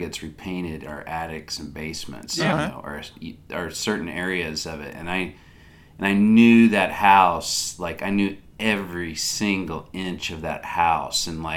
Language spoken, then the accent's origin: English; Little Rock, Arkansas, United States; moved away; hometown of Little Rock, Arkansas